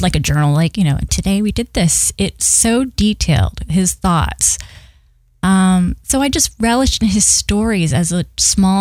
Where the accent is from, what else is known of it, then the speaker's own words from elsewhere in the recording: Littleton, New Hampshire, United States; I was born and raised in Littleton, New Hampshire